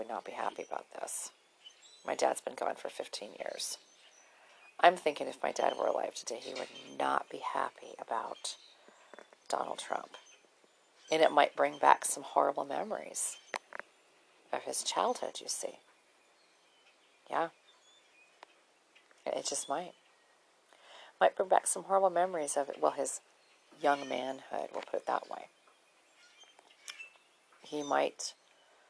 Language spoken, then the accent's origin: English; Minnesota, United States; moved away; growing up in Minnesota